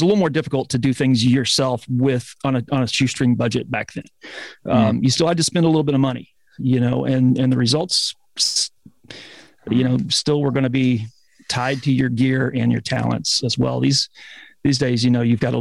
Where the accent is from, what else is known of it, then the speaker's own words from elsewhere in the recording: North Mississippi, United States; moved away as an adult; also born or lived in Oxford, Mississippi / Nashville, Tennessee; now in Portland, United States; I grew up in North Mississippi, about 60 miles south of Memphis